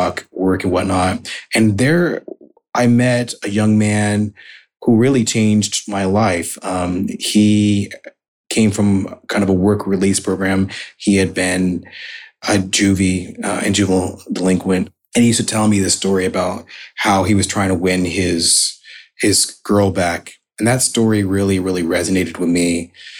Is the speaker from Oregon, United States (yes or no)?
yes; Oregon, United States; also born or lived in Salt Lake City, Utah; I was born in Salt Lake City, Utah, which is an unusual place for a Black American to be born, certainly at that time. And then we moved to Oregon